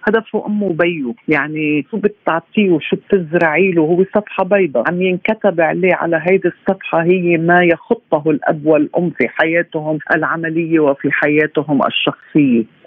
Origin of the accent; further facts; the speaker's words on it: Lebanon; عندنا في لبنان